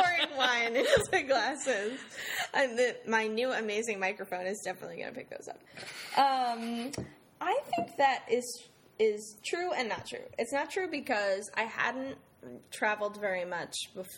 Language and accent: English; Summit, New Jersey, United States; moved away as an adult; also born or lived in Saratoga Springs, New York / Ghana / Beijing, China / New York; now in Hartford, United States; I'm from Summit, New Jersey.